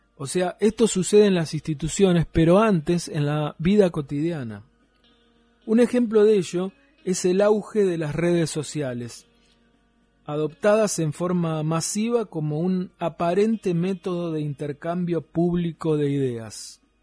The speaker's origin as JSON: {"language": "Spanish", "region": "Tierra del Fuego", "country": "Argentina", "said": "cómo somos los fueguinos"}